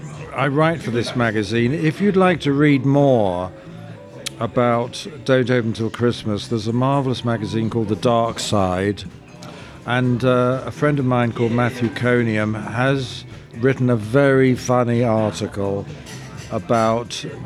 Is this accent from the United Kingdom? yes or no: yes; London, United Kingdom; I grew up in Soho.